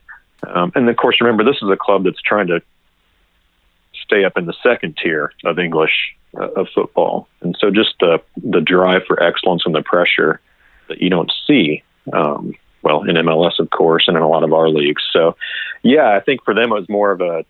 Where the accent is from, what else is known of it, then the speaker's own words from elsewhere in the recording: Kansas City, United States; moved away as an adult; also born or lived in Southern California / Colorado; now in Kentucky, United States; I grew up in Kansas City